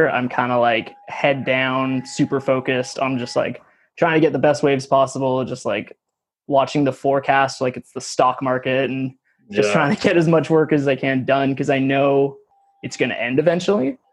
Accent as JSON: {"language": "English", "town": "Nanaimo", "region": "British Columbia", "country": "Canada", "tie": "born or raised there", "also_born_or_lived": "Vancouver", "said": "I grew up in Nanaimo on the east side of Vancouver Island"}